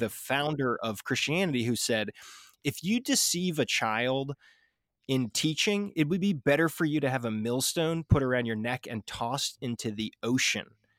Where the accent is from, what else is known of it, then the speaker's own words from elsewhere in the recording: United States; I'm obviously an American